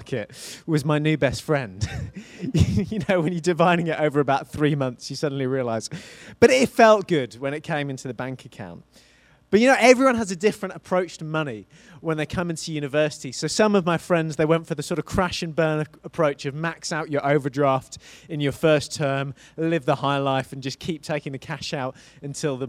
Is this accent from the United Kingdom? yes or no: yes; Isle of Wight, South East England, United Kingdom; moved away as an adult; I grew up on the Isle of Wight, on the south of England, and I moved from the south to the north for university.